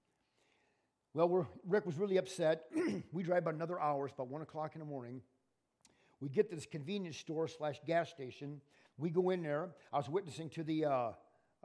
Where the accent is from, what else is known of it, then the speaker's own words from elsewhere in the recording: Illinois, United States; I'm from Illinois